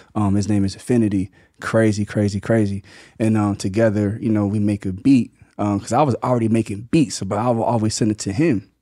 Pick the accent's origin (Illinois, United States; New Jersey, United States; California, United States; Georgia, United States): New Jersey, United States; Mays Landing; also born or lived in Atlantic City, New Jersey; I'm from Maze Landing, New Jersey. It's, which is like twenty minutes from Atlantic City